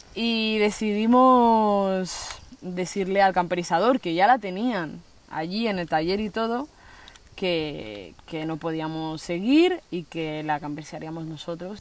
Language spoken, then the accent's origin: Spanish; Spain; also born or lived in Colombia; me he criado durante todos estos años aquí